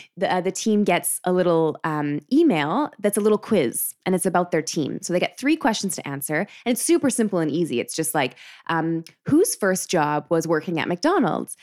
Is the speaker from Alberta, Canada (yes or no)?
yes; Calgary, Alberta, Canada; Calgary, which is fair. I get that, uh, which is where I'm from